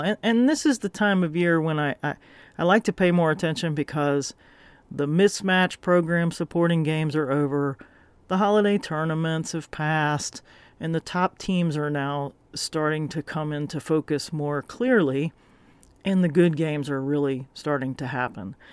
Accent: the South, United States; moved away; I grew up in the South

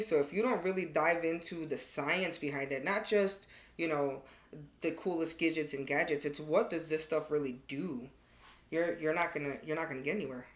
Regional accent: Chicago, Illinois, United States; moved away as an adult; I'm from Chicago

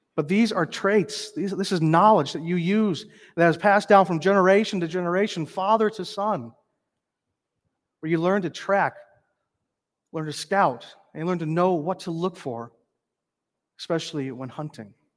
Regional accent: North Dakota, United States; also born or lived in northern Minnesota; now in Minnesota, United States; growing up in North Dakota, we saw a moose maybe once

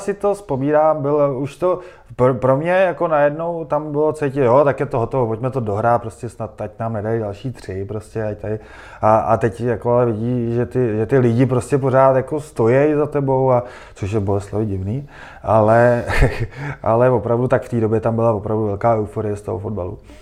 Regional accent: Prague, Czechia; jsem Pražák a, a znám tady jako Prahu velmi dobře

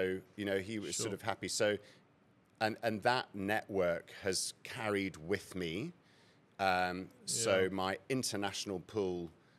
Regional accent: United Kingdom; moved away as an adult; now in Cape Town, South Africa; So I actually grew up here and schooled here till I was 8. I was shipped off to boarding school in the UK.

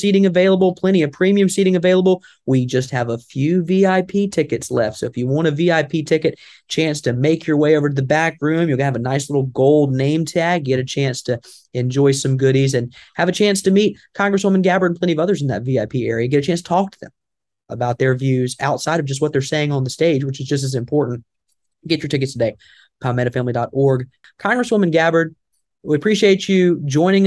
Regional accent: the South, United States; accent: Southern; my Southern accent

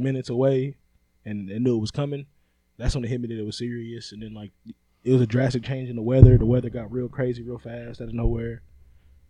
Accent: California, United States; moved away; I'm from California

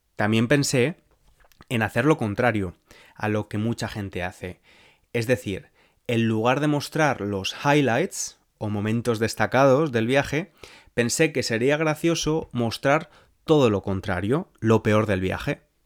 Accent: Spain; accent: Spanish; my Spanish accent

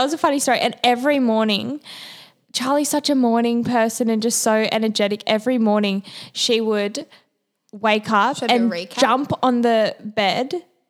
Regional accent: Manly, New South Wales, Australia; I'm from Manly

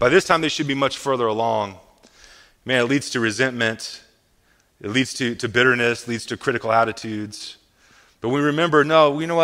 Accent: Midwest, United States; I'm from the Midwest

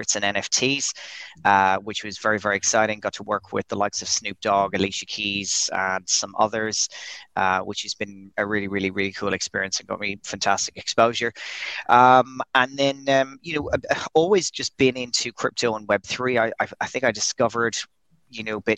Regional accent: Dublin, Leinster, Ireland; moved away as an adult; also born or lived in Dubai; now in Brazil; I'm Irish. I'm from Dublin, not too far away from you guys, but I'm currently halfway across the world in Brazil

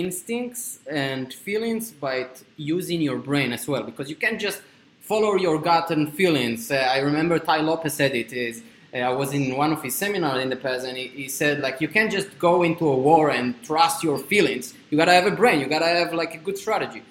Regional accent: Israel; English is a second language; moved away as an adult; now in United States; 1 year and a half ago, I came from Israel. As you can see from my accent, I'm Jewish. So I came from Israel to America with $1,000

